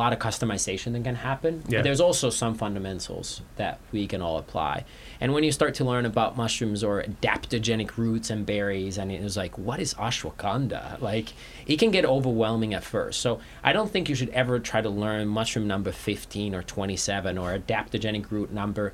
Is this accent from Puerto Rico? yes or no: no; Finland; moved away; I'm from Finland